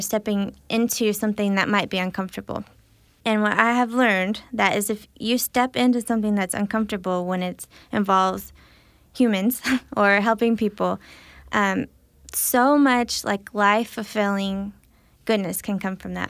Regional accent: Illinois, United States; I grew up in Illinois

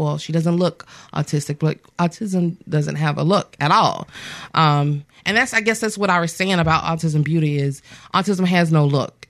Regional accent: Axis, Alabama, United States; born or raised there; also born or lived in Mobile, Alabama

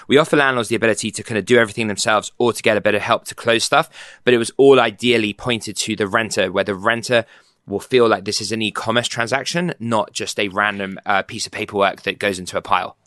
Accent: London, United Kingdom; moved away as an adult; also born or lived in New York / Boston; now in San Francisco, United States; I grew up in London, moved to New York with B C G, moved to Boston for grad school.

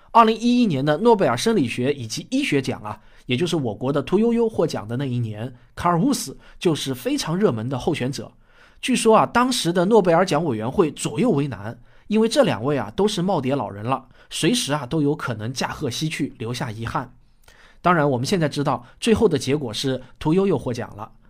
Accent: Shaoxing, Zhejiang, China; 我在我的故乡浙江绍兴

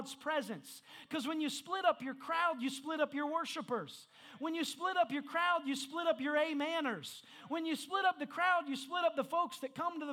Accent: Indiana, United States; I'm from Indiana.

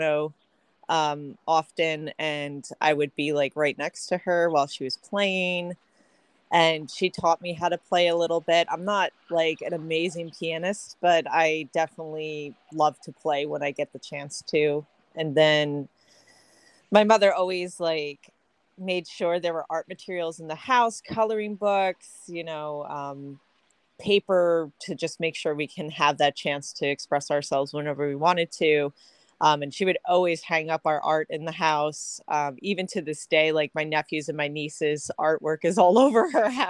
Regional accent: Long Island, Nassau County, New York, United States; I hail from Long Island, New York, Nassau County area. I grew up, born and raised over there.

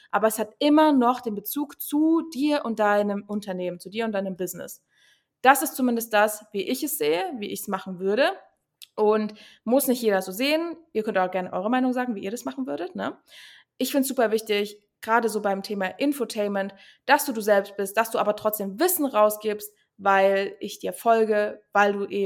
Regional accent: Berlin, Germany; now in Cottbus, Germany; Aber ich bin aus Berlin, deswegen da ist es eigentlich normal. Na ja, gut, hier in Cottbus

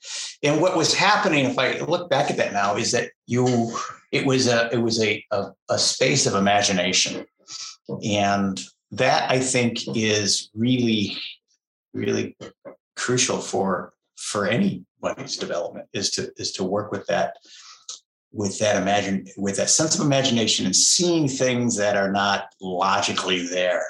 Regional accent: Bay City, Michigan, United States; I grew up in Bay City. I spent my first 18 years there

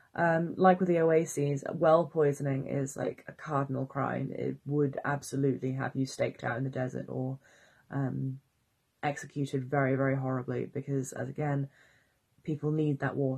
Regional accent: Wales, United Kingdom; I'm Welsh

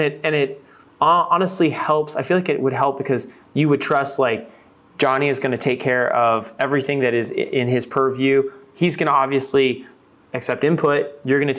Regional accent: Fort Worth, Texas, United States; And actually, I'm originally from Texas.

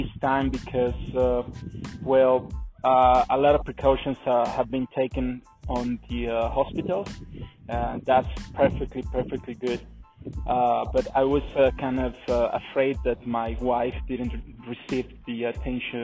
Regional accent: San Miguel de Allende, Guanajuato, Mexico; my hometown, San Miguel de Allende

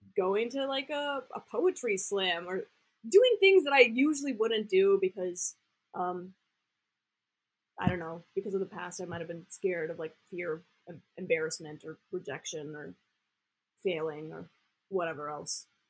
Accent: Austin, Texas, United States; I grew up in Austin, so I used to go downtown and like do improv in middle school

